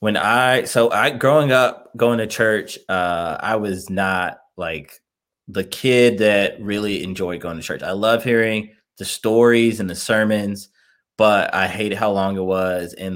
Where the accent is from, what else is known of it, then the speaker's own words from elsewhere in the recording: Chicago, Illinois, United States; moved away as an adult; also born or lived in Indiana; now in Cincinnati, United States; I'm originally from Chicago, Illinois. I'm born and raised there, then moved to Indiana, went to college in Indiana